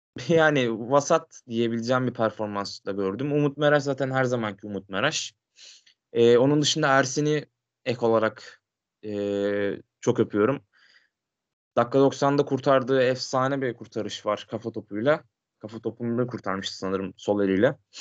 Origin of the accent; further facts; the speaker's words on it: Sakarya, Turkey; Sakarya'da falan çok var mesela benim memleketimde